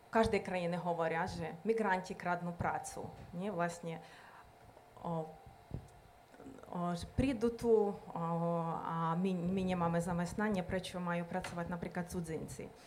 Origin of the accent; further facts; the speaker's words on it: Western Ukraine, Ukraine; Slovak is a second language; moved away as an adult; now in Slovakia; A ja pochádzam vlastne zo západnej Ukrajiny. Presťahovala som sa vlastne na východ. Kultúra, etnicky sme veľmi blízki.